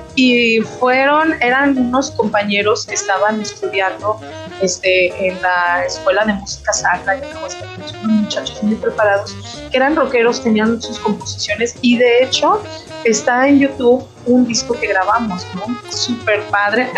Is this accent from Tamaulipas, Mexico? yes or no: no; Aguascalientes, Mexico; moved away as an adult; also born or lived in Pachuca, Hidalgo; now in Torreón, Mexico; para el 1992 fuimos a vivir a Aguascalientes. En Aguascalientes eh, prácticamente me desarrollé